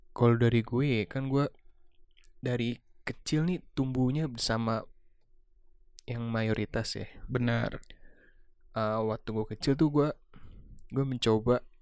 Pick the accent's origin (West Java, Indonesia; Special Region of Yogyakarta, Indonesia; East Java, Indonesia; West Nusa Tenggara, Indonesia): West Java, Indonesia; Depok; also born or lived in Jakarta; gue lahir di Jakarta Timur. Yeah dan tumbuh besar di Depok